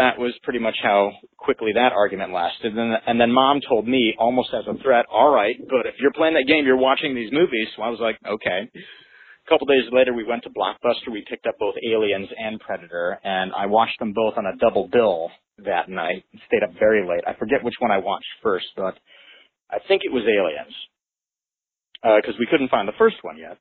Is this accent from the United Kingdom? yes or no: no; Kansas, United States; I'm from Kansas